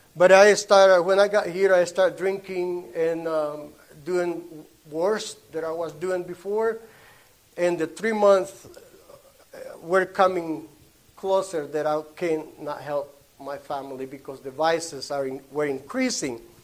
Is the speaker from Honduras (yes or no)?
yes; Honduras; first language Spanish; English is a second language; moved away; I was born in Honduras.